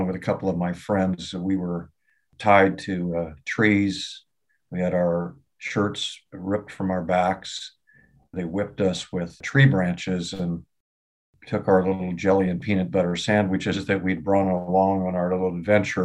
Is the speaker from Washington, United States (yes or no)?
yes; southeast of Seattle, Washington, United States; also born or lived in Detroit Lakes, Minnesota; I grew up in a family eventually of seven children, and obviously steel worker, blue collar neighborhood, southeast of Seattle, pretty tough neighborhood